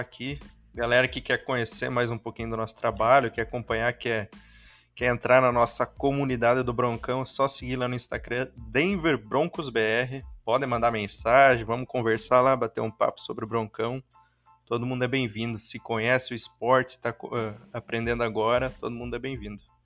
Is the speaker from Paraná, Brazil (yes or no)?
no; interior of Rio Grande do Sul, Brazil; also born or lived in Ijuí; eu sou do interior do Rio Grande do Sul, estou morando em Ijuí atualmente